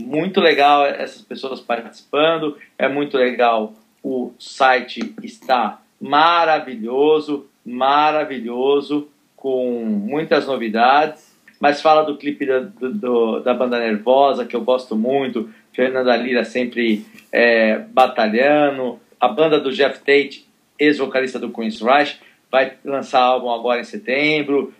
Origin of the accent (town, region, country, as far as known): São Paulo, Brazil